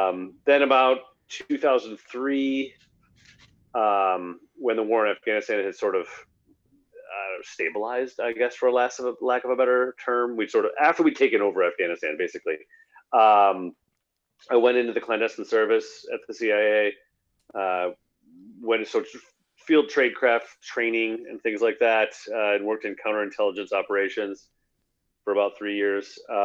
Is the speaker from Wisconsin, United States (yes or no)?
yes; Milwaukee, Wisconsin, United States; also born or lived in Washington, D.C.; So I'm from Milwaukee originally. You know, I grew up here and I went to UW Milwaukee undergrad.